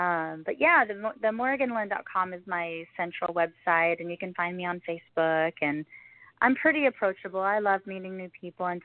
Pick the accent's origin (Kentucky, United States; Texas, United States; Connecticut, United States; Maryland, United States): Texas, United States; moved away as an adult; also born or lived in Idaho; I'm originally from Texas, but I lived there